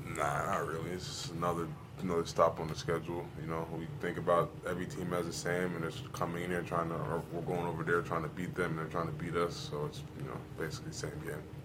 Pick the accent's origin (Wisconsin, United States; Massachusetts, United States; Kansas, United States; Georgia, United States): Georgia, United States; Atlanta; also born or lived in New Jersey; I'm from Atlanta, but I was born in New Jersey